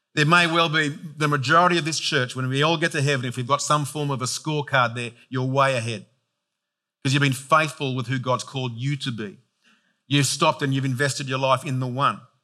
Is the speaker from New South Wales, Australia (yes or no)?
yes; Penrith, New South Wales, Australia; I was born in Penrith, raised in Penrith